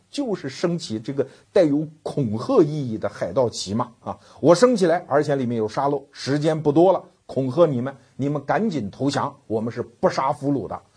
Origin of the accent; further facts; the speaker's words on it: China; 我们中国人